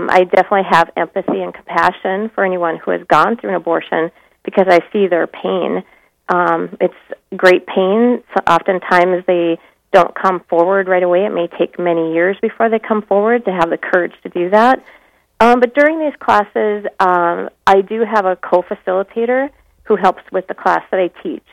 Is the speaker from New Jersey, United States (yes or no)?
no; Minot, North Dakota, United States; I was born and raised in Minot